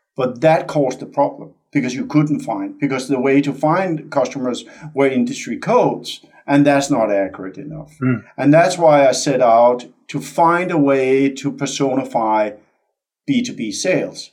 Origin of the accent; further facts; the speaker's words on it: Denmark; moved away as an adult; also born or lived in California; born and raised in Denmark. So I'm Dane by birth